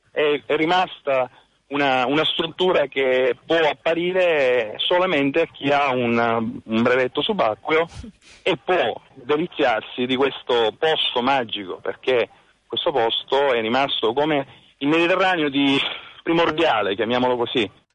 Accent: Sicily, Italy; sono siciliano

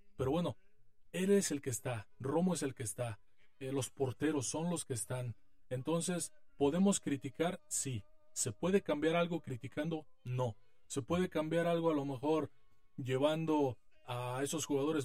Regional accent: Mexico; como mexicanos nos llaman la atención

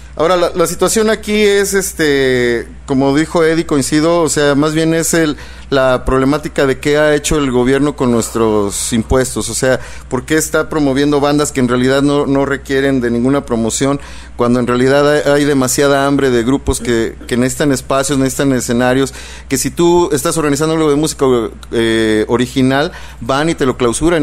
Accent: Mexico; nosotros como mexicanos

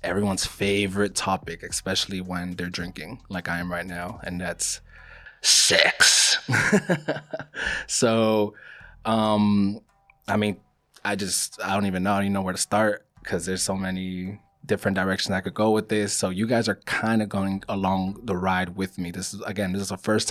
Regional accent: Miami, Florida, United States; also born or lived in Queens, New York / Colombia (ancestry); I was born in New York, actually. I was born in Queens. My mom is from Colombia. My dad is as well. And I was raised in Miami.

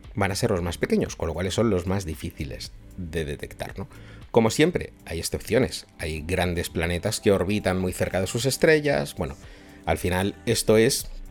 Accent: Spain; soy de España y vivo en Madrid

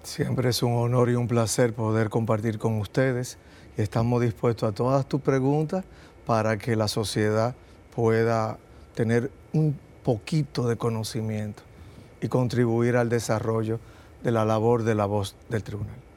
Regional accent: Dominican Republic; Somos una isla, somos caribeños

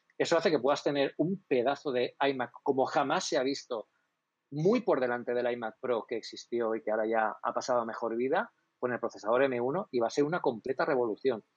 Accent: Elche, Valencian Community, Spain; also born or lived in Alicante; Yo, soy de Elche. Yo ahora mismo estoy en Elche, no estoy en bueno, estoy en la provincia de Alicante, pero estoy en Elche.

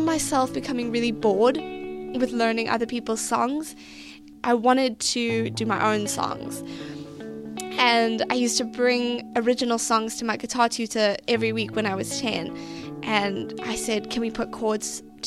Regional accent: East London, Eastern Cape, South Africa; moved away as an adult; also born or lived in Elliot, South Africa / New York, United States / New Jersey, United States; now in United States; I come from a little small town in South Africa known as Elliot. And by the time I was 10, we moved to East London and had an amazing childhood

